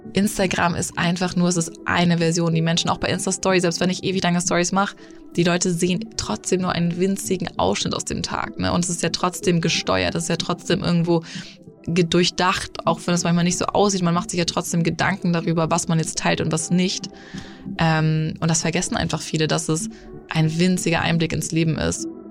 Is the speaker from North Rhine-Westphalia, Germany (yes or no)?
no; Hamburg, Germany; moved away as an adult; also born or lived in Munich / Los Angeles; ich bin 30, gebürtig aus Hamburg, äh, habe zwischendurch sieben Jahre in München gelebt, auch